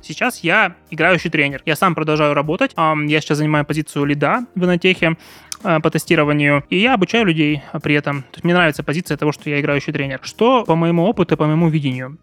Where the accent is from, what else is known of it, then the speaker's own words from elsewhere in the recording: Yekaterinburg, Sverdlovsk Oblast, Russia; я из Екатеринбурга